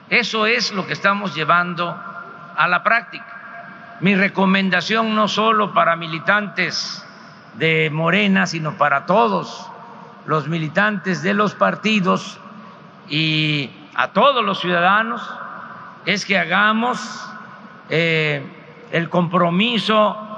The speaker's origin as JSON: {"language": "Spanish", "country": "Mexico", "said": "soy presidente de México, represento a todos los mexicanos"}